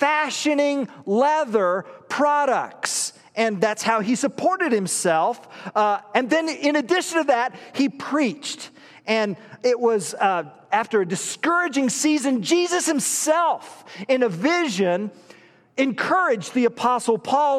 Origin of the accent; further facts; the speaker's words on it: Illinois, United States; we don't do so primarily as American citizens or Illinoisans